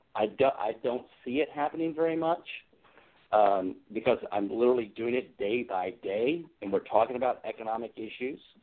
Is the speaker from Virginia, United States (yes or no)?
yes; Hampton, Virginia, United States; also born or lived in Newport News, Virginia; now in Alexandria, United States; I did grow up in the Hampton Roads area, downstate. A graduate of Hampton High School. I was born in Newport News.